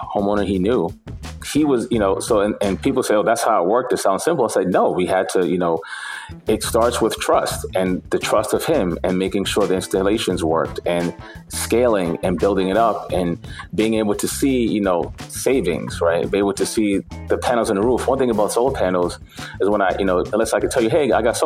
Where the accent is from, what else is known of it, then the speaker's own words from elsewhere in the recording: New York City, New York, United States; also born or lived in Bed-Stuy, Brooklyn; I was raised in East New York